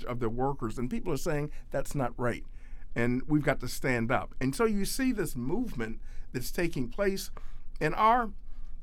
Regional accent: Cleveland, Ohio, United States; moved away as an adult; now in Washington, D.C., United States; I grew up in Cleveland, Ohio

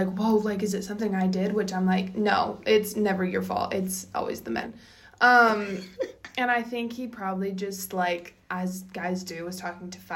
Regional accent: Bountiful, Utah, United States; I grew up in Bountiful, and it's just such a small town

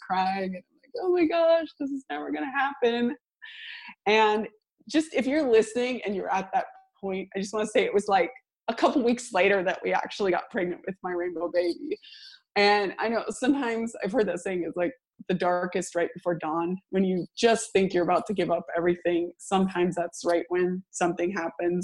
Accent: Seattle, Washington, United States; moved away as an adult; now in Sweden; I'm from the Seattle area in the US

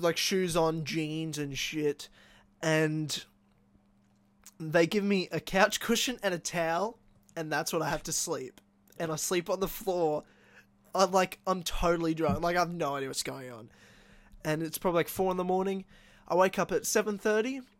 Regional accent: Queensland, Australia; local Queenslanders as well. So from my home state

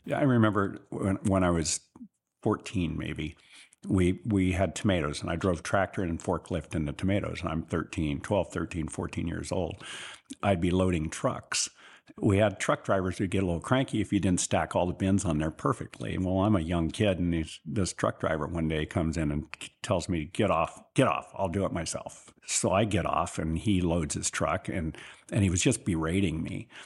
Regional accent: Sutter, California, United States; also born or lived in Marysville, California / Cleveland / Chicago / Pittsburgh; I grew up in the little town of Sutter, California, which is about ten miles west of Marysville

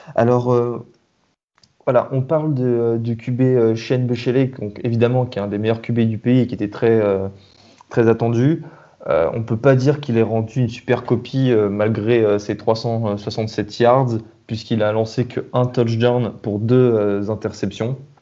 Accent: France; on est français

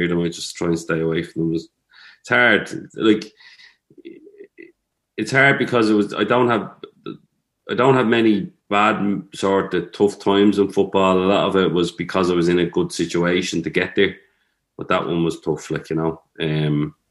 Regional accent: Tallaght, Leinster, Ireland; I'm actually proud of being from Talla. Like, if anyone asks me where you're from, I say Talla

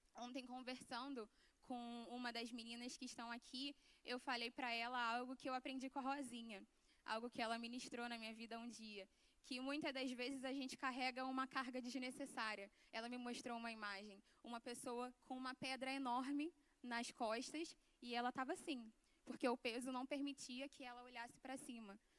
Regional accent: Jardim Catarina, Rio de Janeiro, Brazil; na minha igreja, na minha casa, onde eu cresci, onde eu fui criada

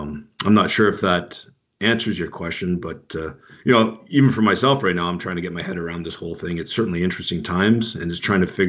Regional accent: Canada; And basically all my family is military background. Both my parents were Army. And so I grew up around the Canadian military, the military in general

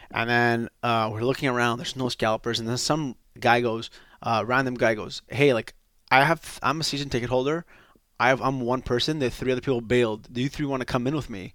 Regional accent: Quebec, Canada; I'm just from Quebec, born and raised in Quebec

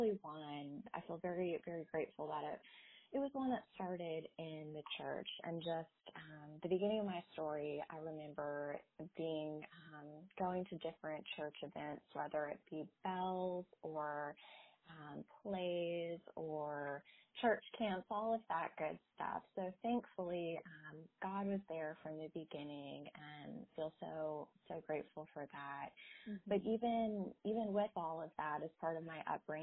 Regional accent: Naples, Florida, United States; moved away as an adult; also born or lived in Northeast United States; now in Charlotte, United States; I grew up down in Naples, Florida, and then went to undergrad and grad school up in the Northeast.

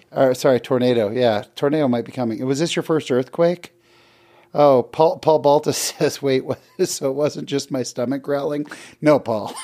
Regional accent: Bay Area, California, United States; now in Utah, United States; I grew up in the Bay Area.

